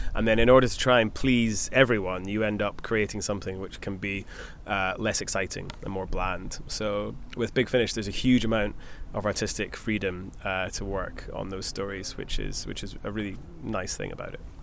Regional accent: Scotland, United Kingdom; I grew up in Scotland

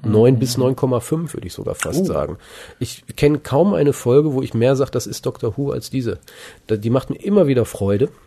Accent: Germany; als Deutscher

